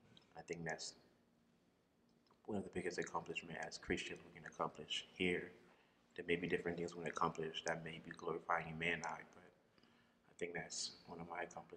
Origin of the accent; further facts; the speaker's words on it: Liberia; moved away; originally I'm from West Africa, Liberia.